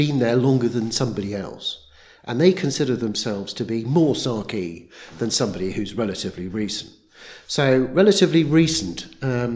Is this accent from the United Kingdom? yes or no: yes; England, United Kingdom; moved away as an adult; now in Sark; I actually grew up in England. I was born in England, grew up in England, educated in England.